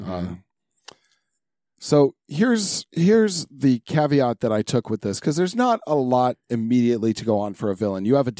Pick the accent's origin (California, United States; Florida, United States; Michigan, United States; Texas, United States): California, United States; San Diego; I was born in San Diego.